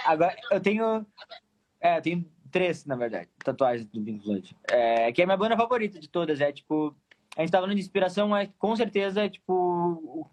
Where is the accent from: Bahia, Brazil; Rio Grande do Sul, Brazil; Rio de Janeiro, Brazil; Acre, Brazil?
Rio Grande do Sul, Brazil; Pelotas; sou pelotense, sou pelotense